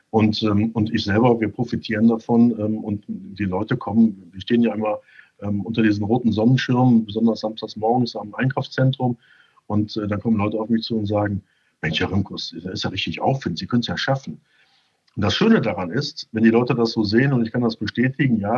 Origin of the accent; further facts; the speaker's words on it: Düsseldorf, North Rhine-Westphalia, Germany; ich bin ja als Düsseldorfer äh, leidgeprägt im Fußball.